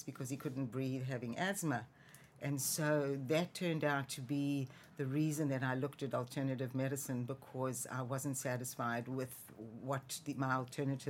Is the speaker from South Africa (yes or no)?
yes; South Africa; moved away as an adult; Born and raised in South Africa